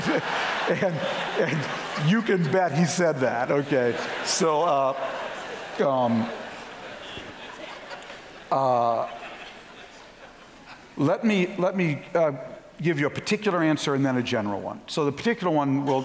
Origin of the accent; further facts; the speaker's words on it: Minneapolis, Minnesota, United States; also born or lived in St. Louis Park, Minnesota; I'm from Minnesota. I was actually born in North Minneapolis